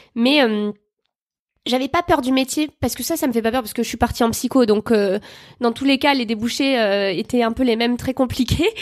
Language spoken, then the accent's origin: French; Bordeaux, Nouvelle-Aquitaine, France; je viens de Bordeaux